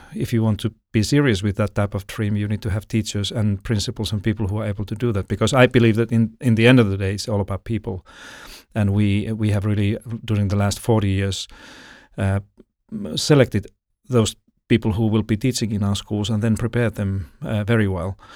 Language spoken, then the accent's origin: English; Finland; moved away as an adult; now in Sydney, Australia; I'm from Finland originally